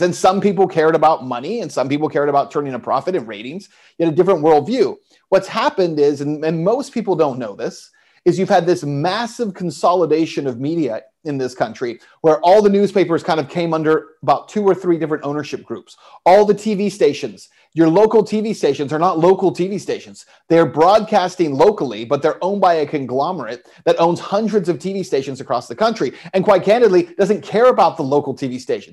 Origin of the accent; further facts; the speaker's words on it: El Paso, Texas, United States; moved away; I was in El Paso at the time, my hometown